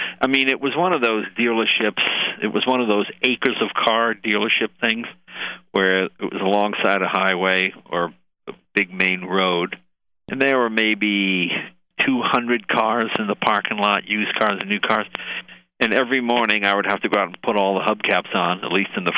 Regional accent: Massachusetts, United States; also born or lived in New Rochelle, New York; New Rochelle, New York, but when we were nine, we moved to Massachusetts. So I guess my formative years were certainly in Massachusetts

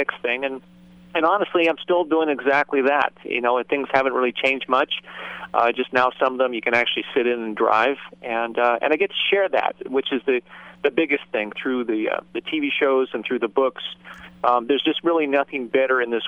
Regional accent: Southern California, United States; I grew up here in Southern California

